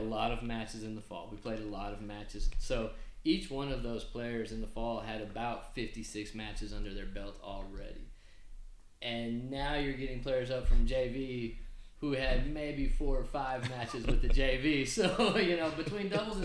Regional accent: Brownfield, Texas, United States; I am a Brownfield guy. I'm from Brownfield. I graduated from Brownfield High School.

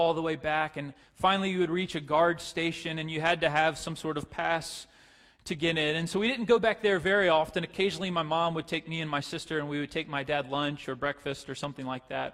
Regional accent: Pace, Florida, United States; The town that I grew up in is a little town called Pace, Florida.

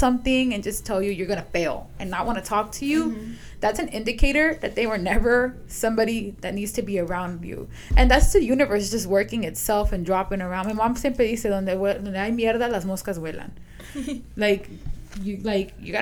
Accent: Guatemala; I'm from Guatemala.

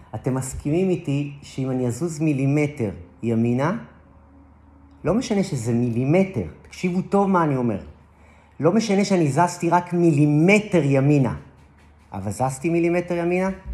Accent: Israel; אני גדלתי, גדלתי באזורים של מושבים

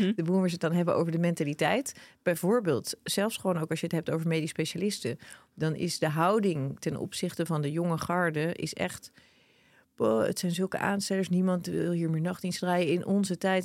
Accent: Netherlands; wij als Nederlanders

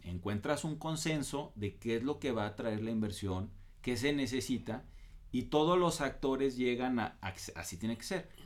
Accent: Mexico; nosotros como mexicanos

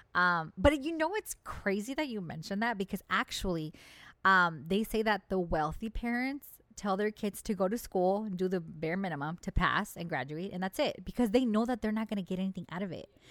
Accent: United States; we, as the American people

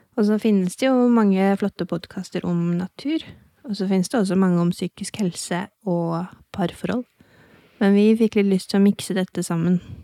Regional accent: Hokksund, Buskerud, Norway; Jeg er fra Hokksund

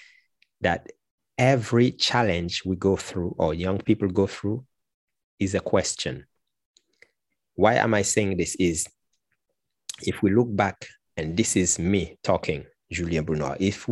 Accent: Martinique; I come from Martinique, which is a French Caribbean island, and I am a qualified teacher, language teacher

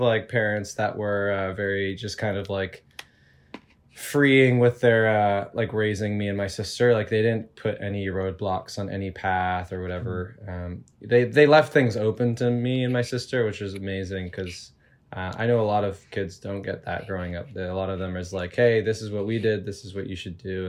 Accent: Toronto, Ontario, Canada; I grew up in Toronto, in the suburbs

